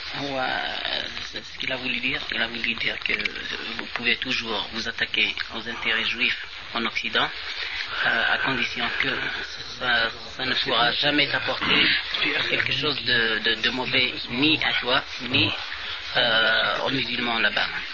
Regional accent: Algeria; عندنا في الجزائر

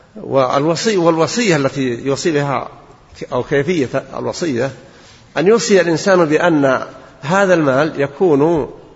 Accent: Najd, Saudi Arabia; عندنا في نجد

